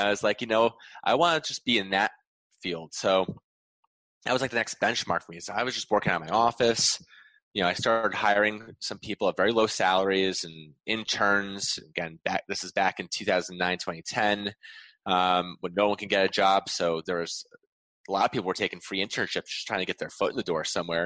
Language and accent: English; Wallingford, Connecticut, United States; in my hometown